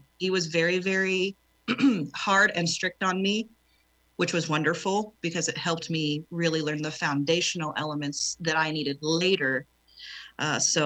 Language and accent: English; Oklahoma, United States; also born or lived in South Texas; I'm born and raised in Oklahoma. I left for 2 years of my life and moved to deep South Texas.